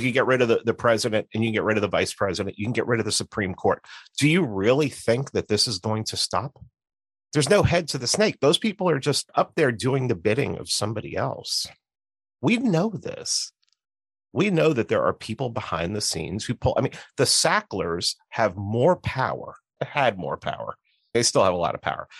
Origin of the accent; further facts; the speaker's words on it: New York City, New York, United States; moved away as an adult; also born or lived in Atlanta; I grew up in New York City. I lived in Atlanta for seventeen years